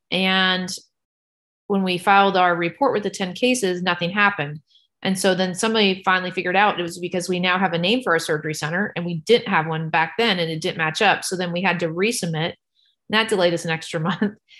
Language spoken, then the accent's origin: English; San Antonio, Texas, United States; now in Knoxville, United States; I grew up in San Antonio, Texas.